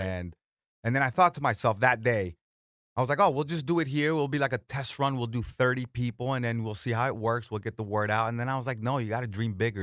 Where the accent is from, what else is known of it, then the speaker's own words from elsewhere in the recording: Florida, United States; also born or lived in Colombia; I'm from Florida, so it's like my Sunshine State